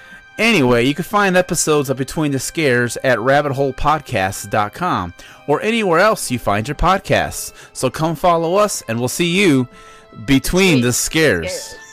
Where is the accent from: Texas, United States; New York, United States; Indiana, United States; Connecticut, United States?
Indiana, United States; Hammond; I'm at the local train station here in my hometown of Hammond, Indiana, which is called the South Shore.